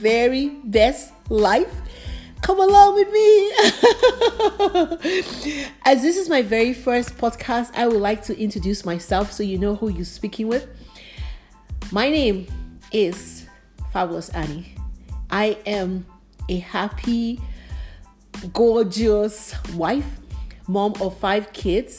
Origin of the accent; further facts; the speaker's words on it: Nigeria; also born or lived in Liberia; now in United States; I grew up in Africa, Nigeria to be precise. I also lived in Liberia too